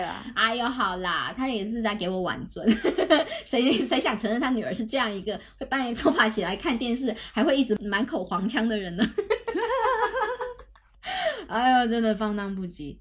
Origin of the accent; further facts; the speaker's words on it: Guangdong, China; 我潮汕人